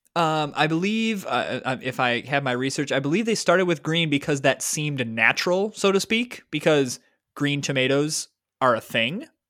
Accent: Michigan, United States; I grew up in Michigan

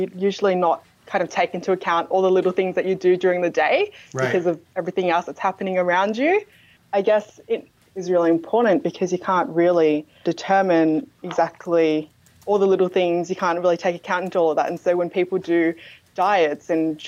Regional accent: Melbourne, Victoria, Australia; I grew up in Moreland as well, so Moreland City Council, north of the CBD

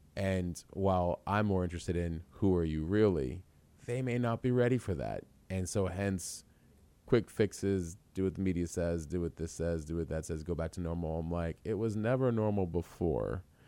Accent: Tucson, Arizona, United States; also born or lived in New York; I actually spent, uh, high school and college years in Tucson, originally

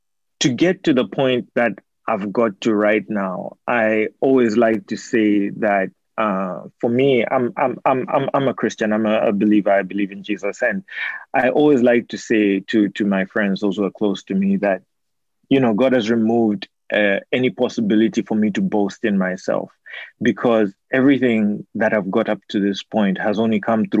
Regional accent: Zambia; moved away; that's where I'm from. And so, you know, I'm from Zambia

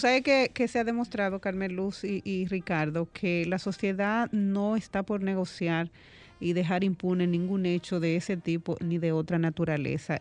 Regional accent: Dominican Republic; como dominicana y como madre

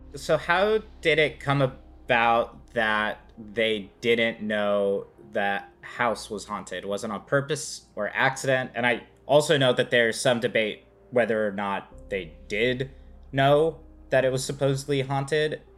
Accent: California, United States; as a Californian who I don't see very many basements

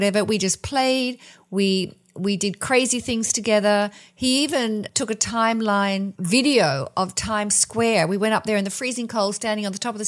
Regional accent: Australia; Growing up in Australia with a lot of heat waves

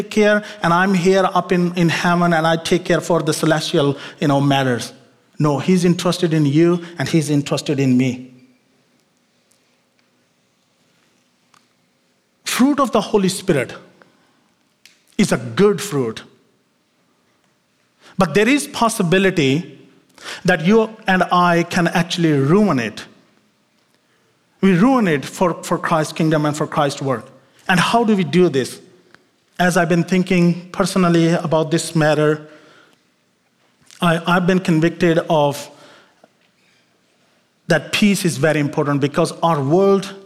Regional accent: Pakistan; moved away; my home country in Pakistan, where I come from

